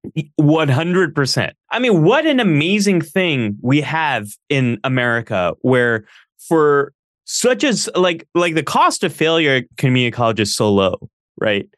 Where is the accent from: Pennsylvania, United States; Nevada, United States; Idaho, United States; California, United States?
California, United States; Northern; I grew up here where I live now, which is Northern California. I was born and raised in the early eighties.